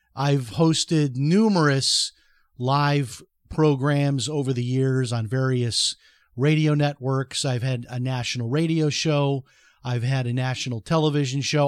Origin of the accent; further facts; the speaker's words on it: Chicago, Illinois, United States; I, I grew up in Chicago, which is a very political town